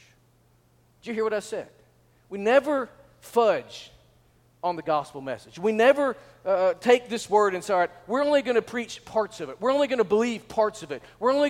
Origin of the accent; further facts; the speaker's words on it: Northwest Arkansas, United States; I was from Northwest Arkansas